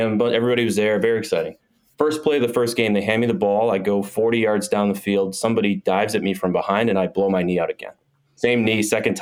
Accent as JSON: {"language": "English", "town": "Milwaukee", "region": "Wisconsin", "country": "United States", "tie": "born or raised there", "said": "I grew up in Milwaukee, Wisconsin"}